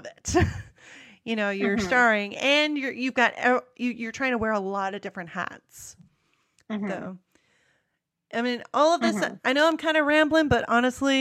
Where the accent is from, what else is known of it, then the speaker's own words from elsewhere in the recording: United States; accent: American; my American accent